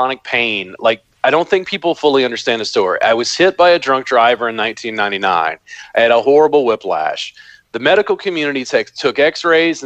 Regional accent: Baton Rouge, Louisiana, United States; I grew up in Baton Rouge, Louisiana

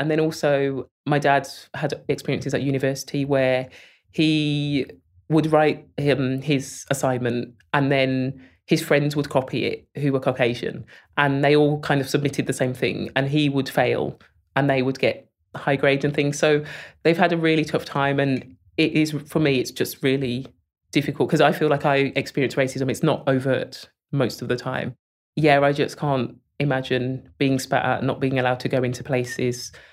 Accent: Birmingham, West Midlands, United Kingdom; I was born in Selly Oak and raised there.

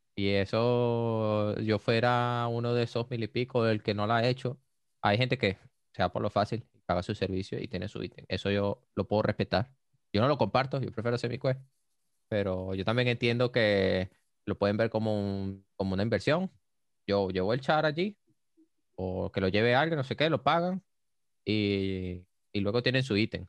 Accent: Venezuela; como todo venezolano

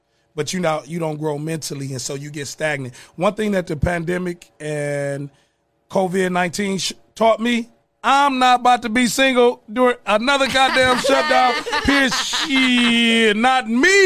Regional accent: Toledo, Ohio, United States; born or raised there; also born or lived in Tuskegee, Alabama

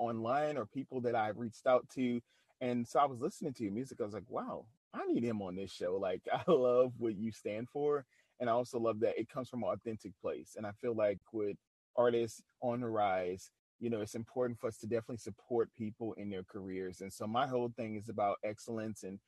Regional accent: New Orleans, Louisiana, United States; Being from the South, being from New Orleans, which is a music capital

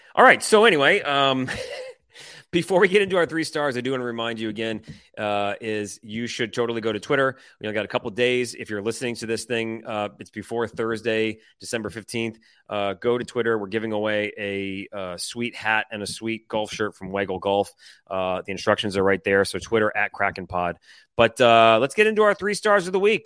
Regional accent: Detroit, Michigan, United States; moved away; I'm from Detroit

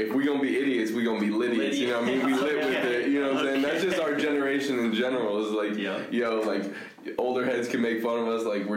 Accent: San Jose, California, United States; we all just felt really grateful to grow up in Willow Glen

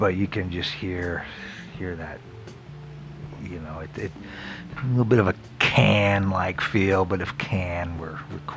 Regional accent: Florida, United States; moved away; also born or lived in Philadelphia; I grew up in Florida when it was still like dirt roads, you know.

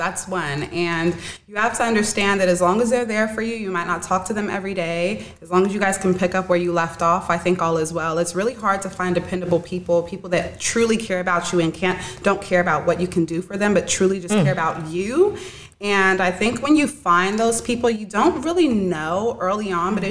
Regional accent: Sacramento, California, United States; I'm from Sacramento, California.

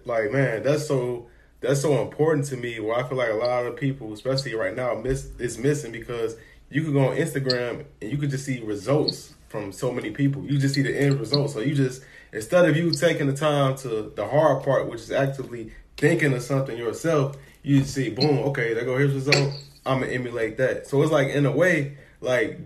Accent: Chicago, Illinois, United States; I'm from Chicago

